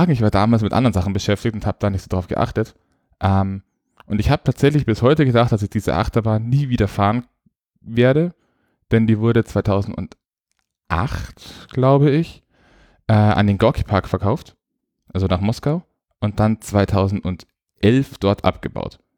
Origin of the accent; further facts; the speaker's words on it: Bavaria, Germany; ich komme aus Nordbayern und wo ich aufgewachsen bin, gab es nicht so viele Freizeitparks.